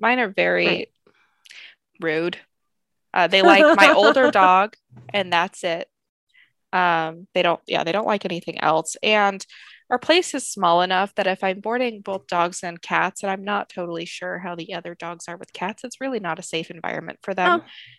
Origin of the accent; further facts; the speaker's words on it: Seattle, Washington, United States; I'm from Seattle.